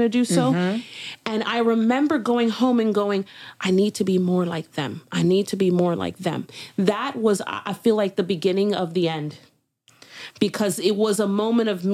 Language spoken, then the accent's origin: English; Miami, Florida, United States; I'm from Miami